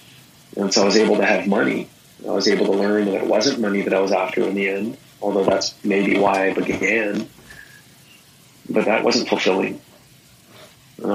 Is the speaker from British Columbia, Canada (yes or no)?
yes; Victoria, British Columbia, Canada; also born or lived in Vancouver; I grew up in Victoria. I grew up on an island a little ways away from Vancouver